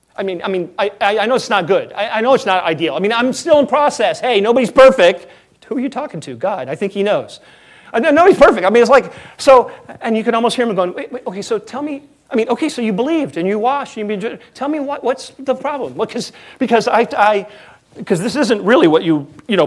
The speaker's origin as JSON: {"language": "English", "country": "United States", "said": "We are so American"}